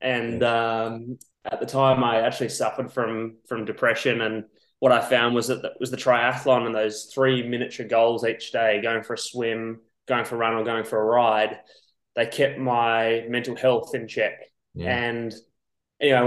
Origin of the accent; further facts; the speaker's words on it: Perth, Western Australia, Australia; moved away as an adult; now in Girona, Spain; So I grew up in Perth, Western Australia, and I've been over here for about 4